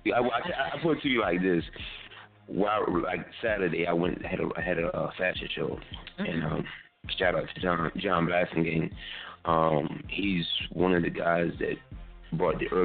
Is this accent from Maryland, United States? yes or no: yes; Maryland, United States; I'm from Maryland.